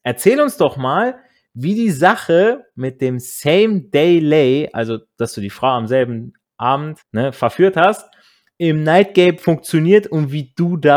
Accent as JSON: {"language": "German", "region": "Hesse", "country": "Germany", "tie": "born or raised there", "said": "war dieses Mädel auch noch aus der Nähe meiner alten Heimat ähm, in, in Nordhessen, an der Grenze von NRW aufgewachsen. Wir hatten dementsprechend schon mal eine Connection als Kinder vom Land"}